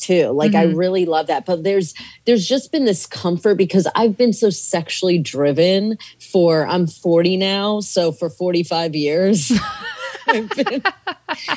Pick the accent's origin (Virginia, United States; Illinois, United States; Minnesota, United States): Virginia, United States; moved away as an adult; also born or lived in Kenya / Arizona / Malawi; I grew up in like Virginia. My parents moved to Virginia, and I grew up on the East Coast